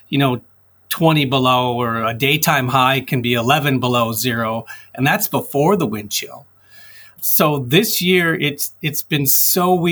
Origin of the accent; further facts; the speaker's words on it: Stillwater, Minnesota, United States; I was born and raised here in Stillwater